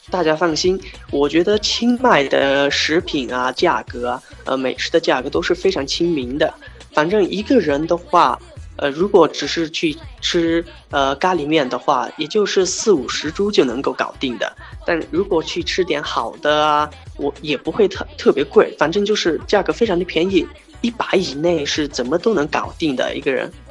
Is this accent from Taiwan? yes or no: no; Yunnan, China; now in Chiang Mai, Thailand; 我们云南人会有这一个